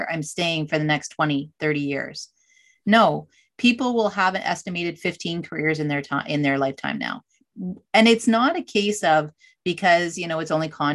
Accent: Canada; I'm Canadian.

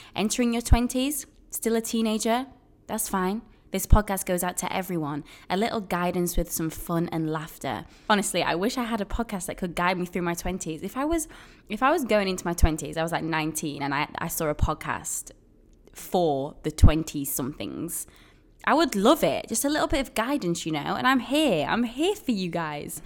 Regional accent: Sheffield, Yorkshire and the Humber, United Kingdom; moved away as an adult; now in Brooklyn, United States; I am originally from Sheffield in England, and I'm now living in Brooklyn, New York.

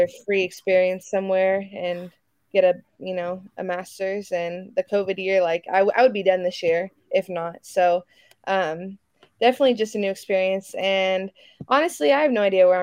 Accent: Fresno, California, United States; moved away as an adult; also born or lived in Santa Barbara, California / Manhattan, Kansas; now in Atlanta, United States; I'm from Fresno, California

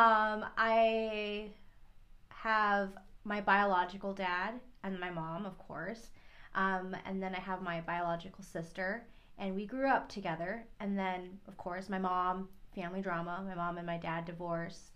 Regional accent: Guam; moved away as an adult; also born or lived in Philippines; I was from Guam

